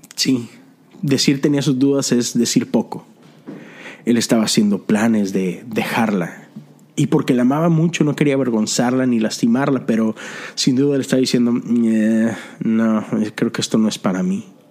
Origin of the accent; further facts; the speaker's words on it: Mexico; moved away as an adult; now in Houston, United States; yo soy extranjero, soy mexicano viviendo en la ciudad de Houston, Texas